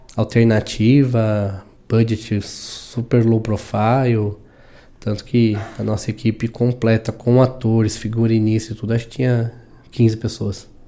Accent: São Paulo, Brazil; moved away as an adult; also born or lived in Indaiatuba; sou de São Paulo, de São Paulo vim pro interior. Vim, morei aqui em Dayatuba nove anos

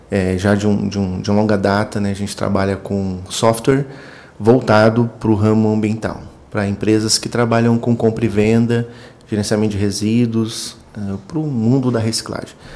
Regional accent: Itati, Rio Grande do Sul, Brazil; moved away; sou gaúcho, nasci, nasci no interior, interior do Rio Grande do Sul.

